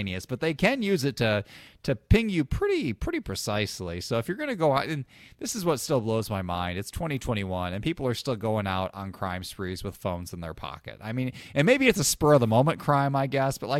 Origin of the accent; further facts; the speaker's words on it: Illinois, United States; now in Indiana, United States; I grew up in Illinois where we just don't trust people at all